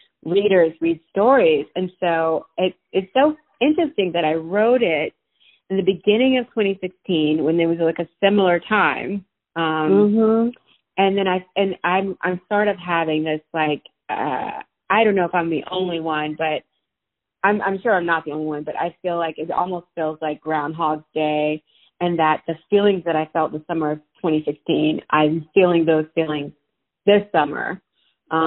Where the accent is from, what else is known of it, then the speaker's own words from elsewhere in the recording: Opelousas, Louisiana, United States; moved away as an adult; also born or lived in New York City / San Francisco; now in Cincinnati, United States; I grew up in Louisiana, rural Louisiana, a town called Opelousas.